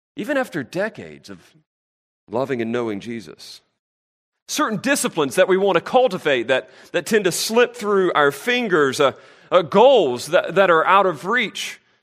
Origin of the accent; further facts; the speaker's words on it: North Carolina, United States; I'm from North Carolina